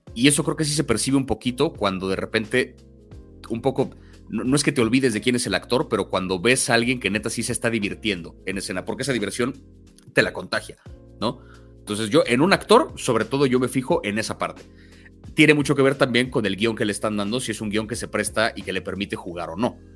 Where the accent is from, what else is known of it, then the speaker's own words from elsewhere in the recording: Mexico City, Mexico; 50% español, 50% mexicano, 100% chilango. Yo sí, antes que otra cosa, me identifico como alguien de la CDMX